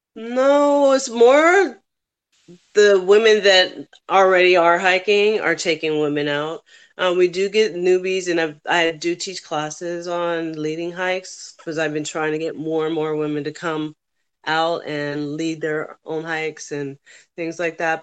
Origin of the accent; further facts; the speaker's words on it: California, United States; moved away as an adult; also born or lived in New York / Nevada / Las Vegas; now in Florida, United States; I'm born and raised in California, but I moved to New York and I joined the army there